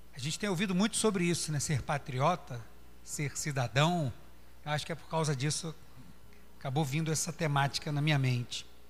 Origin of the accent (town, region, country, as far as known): Brazil